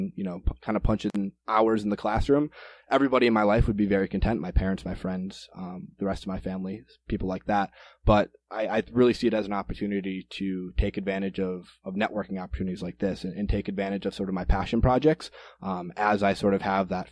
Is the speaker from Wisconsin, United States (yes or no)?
yes; Green Bay, Wisconsin, United States; also born or lived in Minneapolis, Minnesota; I am originally from Green Bay, Wisconsin, and that's where I am right now, back off of break from college